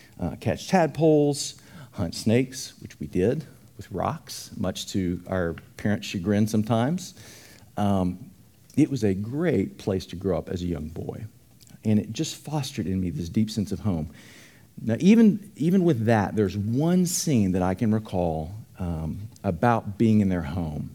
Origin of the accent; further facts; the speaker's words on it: Dallas, Texas, United States; I grew up in Dallas